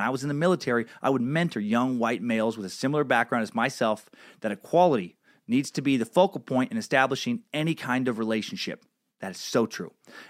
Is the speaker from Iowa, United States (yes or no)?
no; Louisiana, United States; I grew up in Southwest Louisiana in the mid-80s to early 2000s, and the culture there was still passive-aggressively racist.